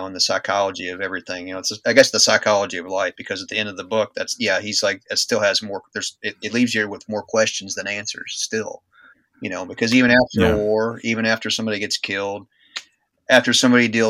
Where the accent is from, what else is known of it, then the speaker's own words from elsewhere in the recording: United States; being an American